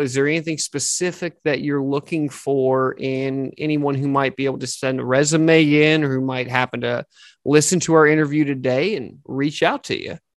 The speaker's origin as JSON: {"language": "English", "region": "Texas", "country": "United States", "said": "my home state of Texas"}